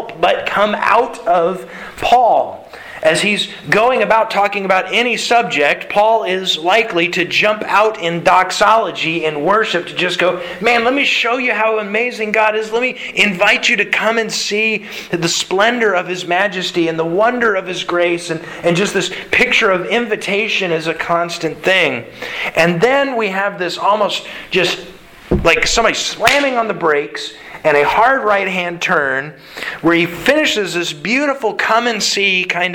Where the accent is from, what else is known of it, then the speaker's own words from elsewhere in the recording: United States; as specifically American Christians